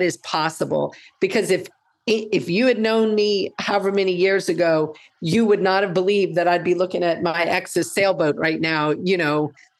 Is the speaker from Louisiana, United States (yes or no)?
yes; New Orleans, Louisiana, United States; moved away as an adult; also born or lived in Georgia / Minnesota; now in Seattle, United States; I'm an attorney from New Orleans.